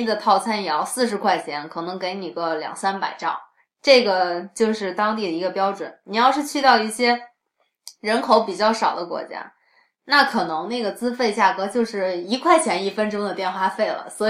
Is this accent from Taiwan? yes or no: no; China; 尤其是我们中国人可能比较有比较强的这种中国的传统和生活方式在里面